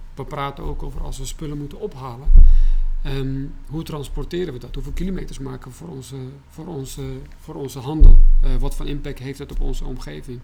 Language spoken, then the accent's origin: Dutch; Baghdad, Baghdad Governorate, Iraq; now in Netherlands; Ik ben in Bagdad opgegroeid